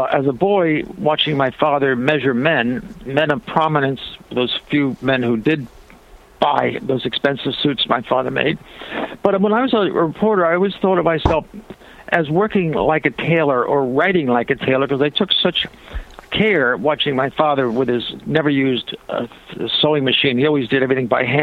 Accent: Ocean City, New Jersey, United States; moved away; It's Ocean City, New Jersey is the name of my hometown, south of Atlantic City by about 12 miles

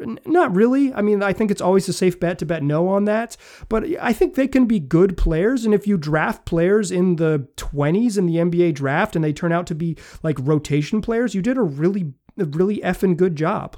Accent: North Carolina, United States; now in Oregon, United States; I grew up in North Carolina

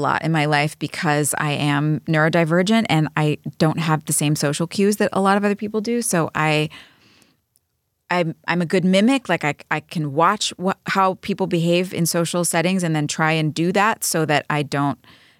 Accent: New York, United States; I'm a New Yorker.

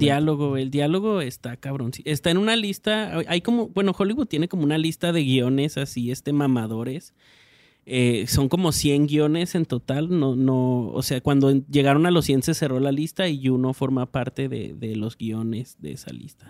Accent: Mexico; yo como adolescente mexicano y moreno

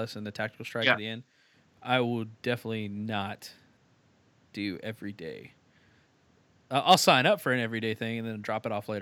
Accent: Texas, United States; I'm Texan

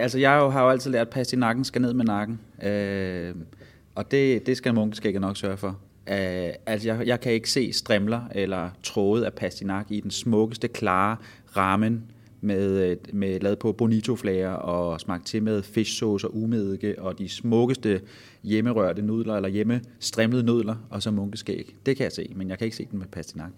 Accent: Vordingborg, Zealand, Denmark; moved away; Jeg var her i weekenden hjemme øh, i min fødeby. Øh, der har vi en kæmpe bøgeskov, øh, som hedder Kirkeskoven

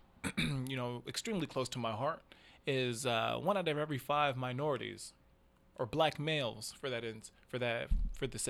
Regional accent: Seattle, Washington, United States; I'm a product of South Seattle, Rainier.

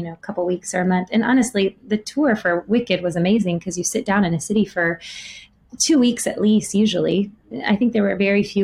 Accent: Friendswood, Texas, United States; moved away; I grew up in Texas, but in a town called Friendswood, which is kind of right smack in the middle of Galveston and Houston on the Gulf Coast of Texas

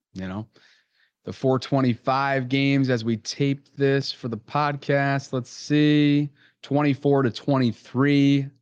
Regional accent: Albany, New York, United States; I'm from Albany, which is, like, capital region area of New York

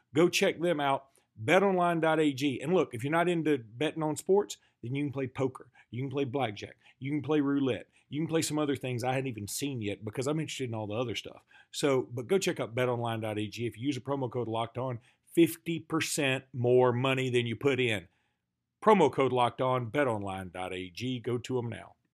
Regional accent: Alabama, United States; We're from Alabama

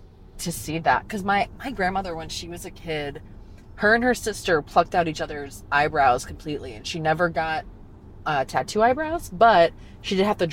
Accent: Maryland, United States; moved away; I'm from Maryland originally

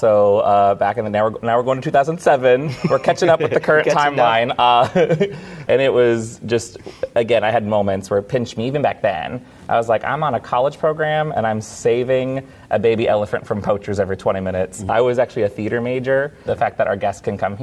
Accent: West Coast, United States; moved away; I grew up on the West Coast. So I was used to Disneyland kind of being in my backyard

